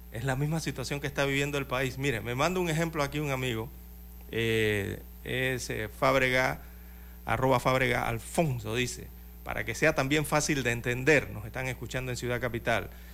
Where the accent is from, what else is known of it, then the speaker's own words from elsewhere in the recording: Panama; somos todos los panameños